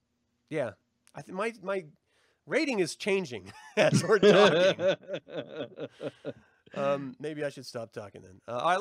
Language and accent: English; Salem, Utah, United States; I grew up in Salem, Utah, when there was little to no population. I know church people like that.